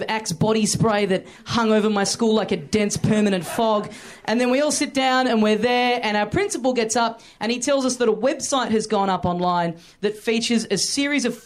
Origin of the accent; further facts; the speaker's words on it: Australia; I'm just visiting. I'm from Australia